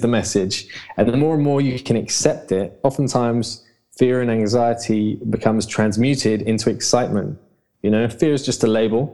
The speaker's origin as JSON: {"language": "English", "region": "London", "country": "United Kingdom", "tie": "born or raised there", "said": "I'm a Londoner. I've been brought up here all my life."}